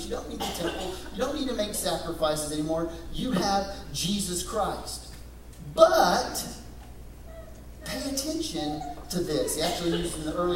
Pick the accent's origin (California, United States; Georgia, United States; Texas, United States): Texas, United States; West; Growing up in West Texas, I went to a lot of rodeos